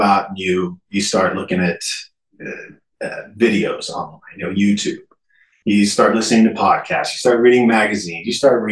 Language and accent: English; Idaho, United States; I was born and raised in Idaho